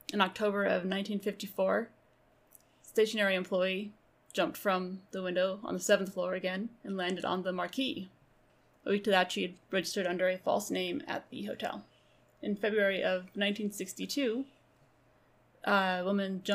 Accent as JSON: {"language": "English", "town": "Santa Cruz", "region": "California", "country": "United States", "tie": "born or raised there", "said": "Santa Cruz is my hometown"}